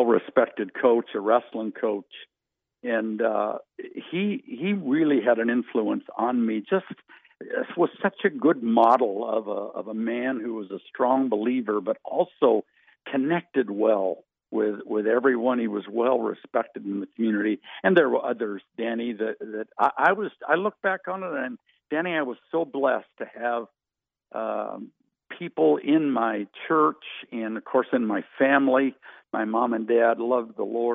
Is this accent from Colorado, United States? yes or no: yes; Western Colorado, United States; moved away as an adult; now in Missouri, United States; we grew up in Western Colorado, and that's where all of my elementary, junior high, and high school years were spent